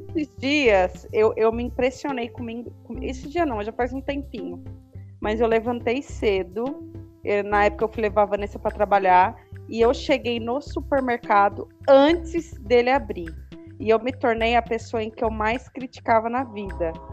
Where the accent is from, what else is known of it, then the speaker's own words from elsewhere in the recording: Diadema, São Paulo, Brazil; moved away; eu passei a minha adolescência é, aí em São Paulo, né? E eu acho que isso é mais forte. Eu, digo porque eu morei em São Paulo e morei no interior e na minha adolescência. E eu morava em Diadema